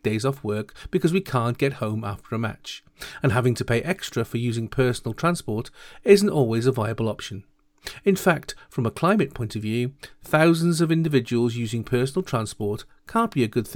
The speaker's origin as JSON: {"language": "English", "region": "Wales", "country": "United Kingdom", "said": "as proud Welsh citizens"}